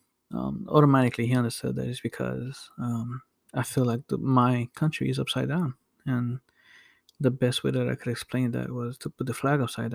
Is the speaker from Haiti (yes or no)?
yes; Haiti; now in United States; we come from the same place. When it comes to being born and raised in Haiti and coming here